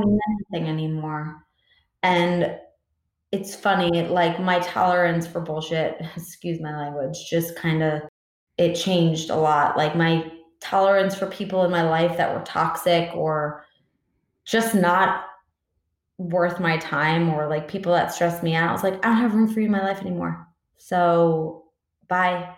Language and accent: English; Long Island, New York, United States; I grew up on Long Island, New York